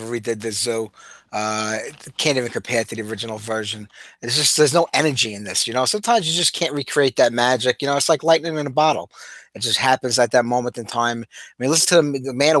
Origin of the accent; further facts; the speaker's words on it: New York City, New York, United States; accent: Brooklyn; my Brooklyn accent